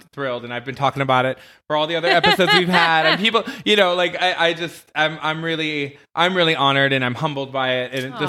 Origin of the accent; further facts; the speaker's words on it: Michigan, United States; now in Las Vegas, United States; Well, because I grew up in Michigan.